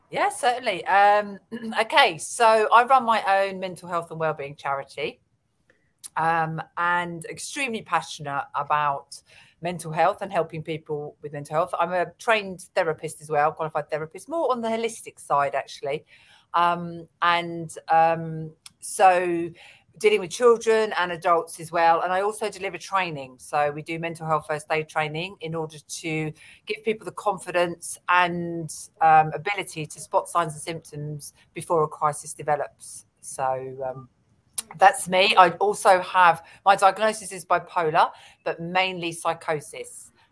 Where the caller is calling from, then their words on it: London, United Kingdom; I'm coming from London.